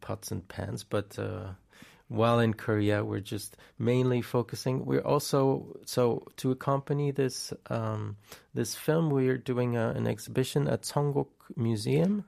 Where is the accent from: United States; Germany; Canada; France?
France; I grew up in France